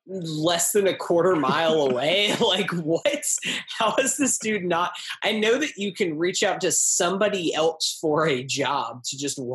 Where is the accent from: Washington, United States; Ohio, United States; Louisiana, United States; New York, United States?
New York, United States; Brooklyn; born there; It's just like, go back to Massachusetts. I was born in Brooklyn.